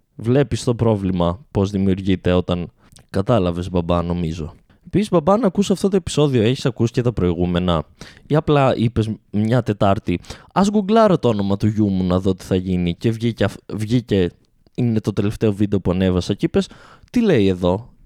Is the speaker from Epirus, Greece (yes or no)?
yes; Ioannina, Epirus, Greece; Είμαστε οι παράνοιες από τα Γιάννενα, ε, στα Γιάννενα, επί των Ιωαννίνων